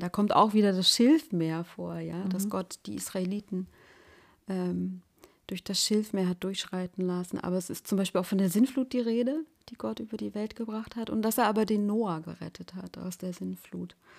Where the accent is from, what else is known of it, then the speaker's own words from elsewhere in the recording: Germany; ich bin noch in der DDR geboren